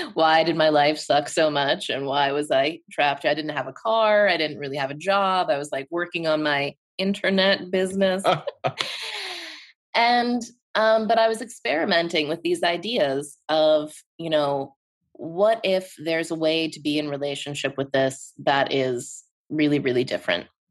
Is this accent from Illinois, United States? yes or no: no; Pittsburgh, Pennsylvania, United States; it's in Pittsburgh, my hometown